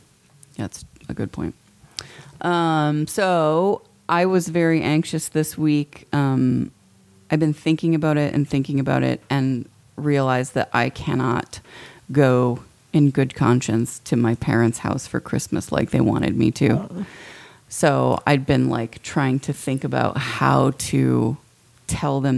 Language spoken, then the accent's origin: English; Midwest, United States; moved away; we're from the Midwest